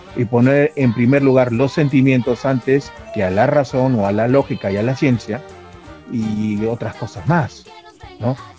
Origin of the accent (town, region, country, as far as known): Peru